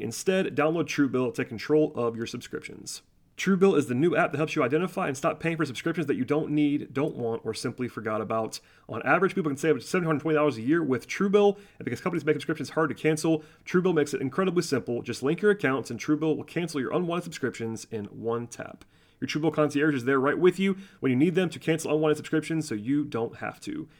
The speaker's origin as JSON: {"language": "English", "area": "Gwinnett County", "region": "Georgia", "country": "United States", "said": "I am from Gwinnett County"}